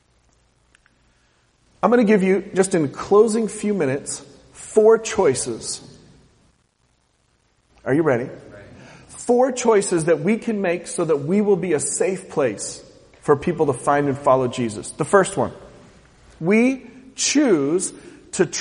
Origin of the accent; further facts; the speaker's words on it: West Coast, United States; moved away; I'm from the West Coast